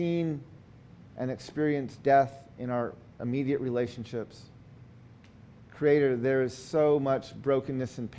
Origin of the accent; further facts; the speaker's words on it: United States; In our Navajo culture, when we introduce ourselves, we always give our four clans.